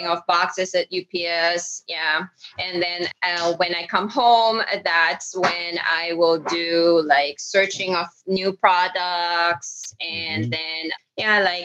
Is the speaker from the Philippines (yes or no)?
yes; Philippines; moved away as an adult; now in United States; I'm from the Philippines